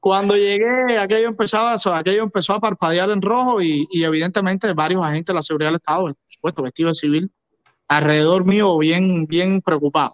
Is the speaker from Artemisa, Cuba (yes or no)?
no; Encrucijada, Villa Clara, Cuba; moved away as an adult; now in Miami, United States; en mi pueblo se veían los llamados canales americanos